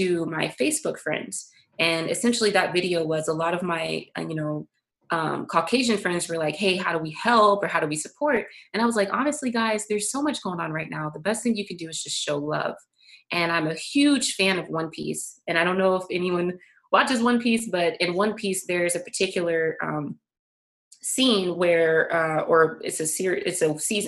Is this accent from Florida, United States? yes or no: yes; Florida, United States; I grew up in Florida on the East Coast